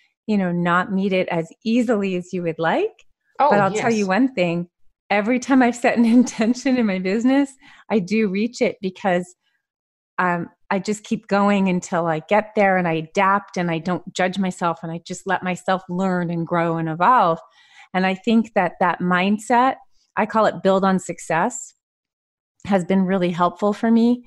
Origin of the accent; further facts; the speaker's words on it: Montreal, Quebec, Canada; I grew up in Montreal.